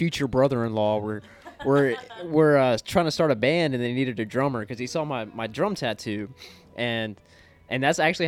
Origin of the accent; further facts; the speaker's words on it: Hendersonville, Tennessee, United States; I've lived in Hendersonville all my life. I grew up